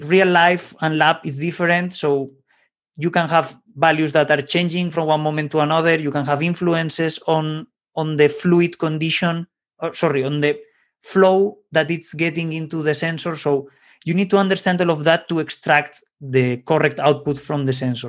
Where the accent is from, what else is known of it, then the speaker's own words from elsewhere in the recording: Valencia, Valencian Community, Spain; in Valencia, my, let's say my hometown in Spain